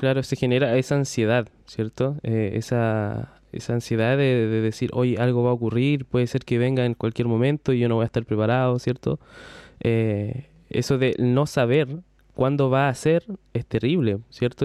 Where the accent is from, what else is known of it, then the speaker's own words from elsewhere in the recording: Chile; somos todos de Chile aquí, eh, los que nos estén escuchando, eh, somos todos chilenos